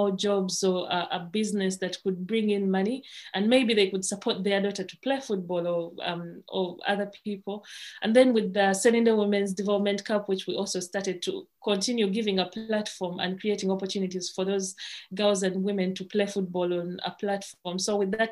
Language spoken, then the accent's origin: English; Uganda